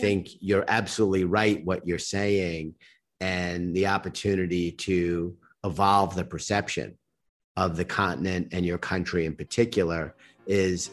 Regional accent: New York City, New York, United States; I grew up in Queens

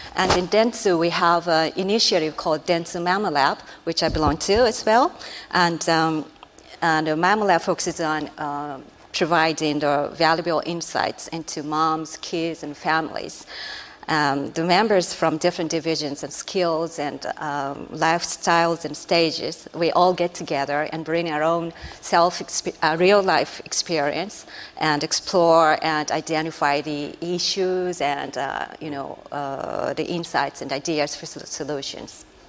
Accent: Japan; I'm Japanese

